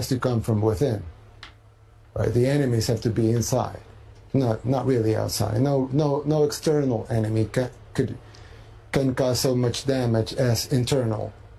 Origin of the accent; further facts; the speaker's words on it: El Salvador; I'm from El Salvador, third world country in Central America